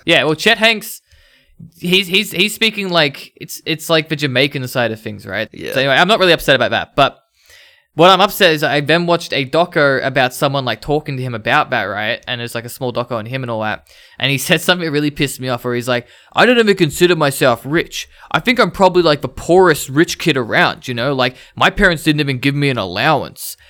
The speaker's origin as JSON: {"language": "English", "town": "Ringwood", "region": "Victoria", "country": "Australia", "tie": "born or raised there", "said": "I grew up in Ringwood."}